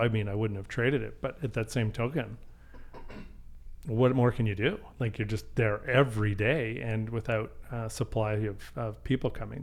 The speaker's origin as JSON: {"language": "English", "town": "Calgary", "region": "Alberta", "country": "Canada", "tie": "born or raised there", "said": "born and raised in Calgary, so I've been here"}